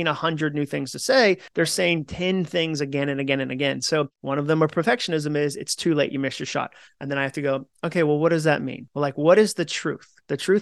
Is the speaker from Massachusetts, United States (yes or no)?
yes; Massachusetts, United States; moved away as an adult; also born or lived in Birmingham, Alabama; I grew up in Massachusetts.